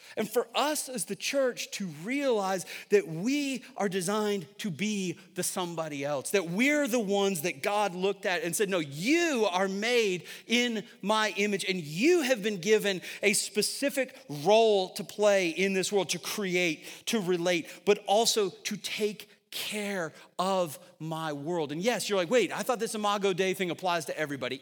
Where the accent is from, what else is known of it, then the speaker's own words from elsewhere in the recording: Syracuse, New York, United States; moved away as an adult; now in Northern Virginia, United States; I'm from Syracuse, New York